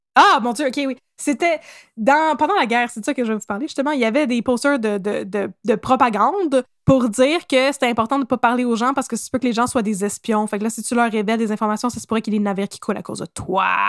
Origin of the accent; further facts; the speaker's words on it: Quebec, Canada; accent: Québécois; mon bel accent québécois